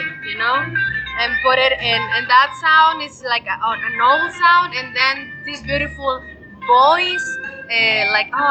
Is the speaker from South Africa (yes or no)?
no; Puebla, Mexico; I'm from Puebla, a very, very big city over here in Mexico